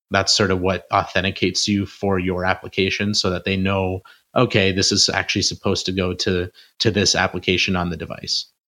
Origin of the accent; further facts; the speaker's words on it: Canada; I'm from Canada